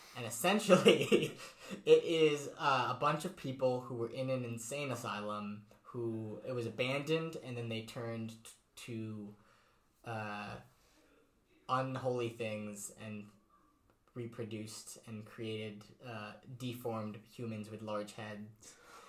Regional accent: New England, United States; even mm-hmm. though I was from New England.

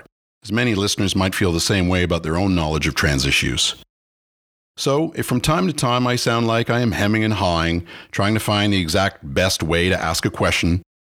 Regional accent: Ottawa, Ontario, Canada; Pat and I grew up together in Blackburn Hamlet in the suburbs of Ottawa, Canada

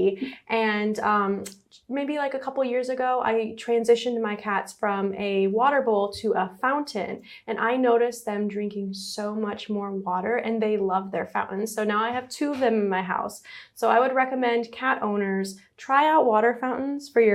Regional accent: Michigan, United States; moved away as an adult; now in Florida, United States; I'm originally from Michigan. I was born and raised there. And when I was 18, I moved to Florida for college

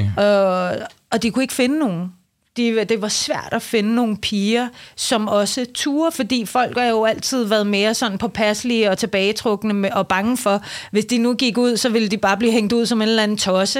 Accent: Iran; now in Denmark; jeg er født i Iran. Jeg har boet i Danmark i 38 år.

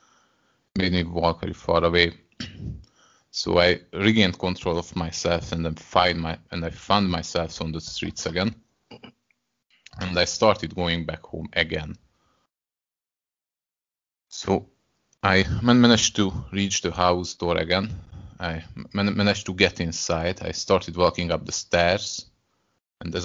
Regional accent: Hungary; first language Hungarian; English is a second language; I'm from Hungary.

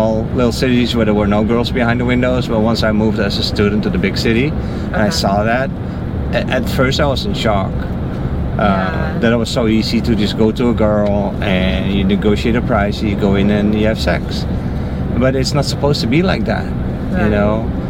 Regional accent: Netherlands; I'm from the Netherlands.

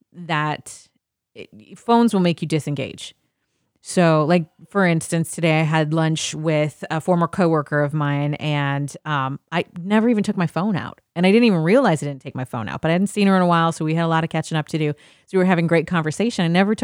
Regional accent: the North, United States; And I'm from the North. I'm a Yank.

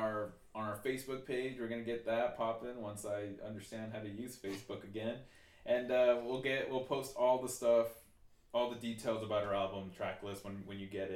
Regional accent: Utah, United States; so it's We're from Utah.

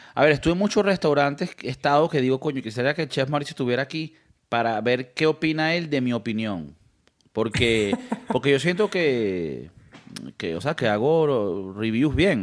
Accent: Venezuela; now in Spain; como venezolano

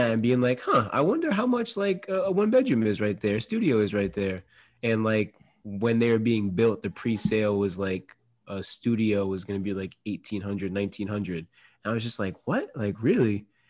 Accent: Vermont, United States; I'm from Vermont

